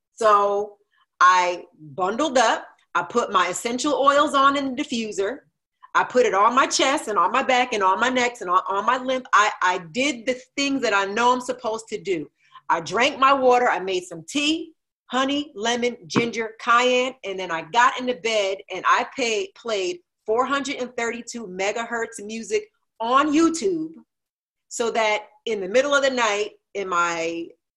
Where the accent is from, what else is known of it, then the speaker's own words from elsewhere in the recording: New Jersey, United States; I grew up in Jersey